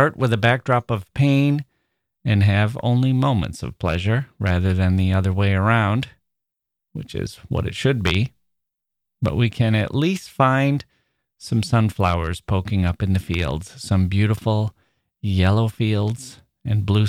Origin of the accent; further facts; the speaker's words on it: Midwest, United States; I'm a Midwesterner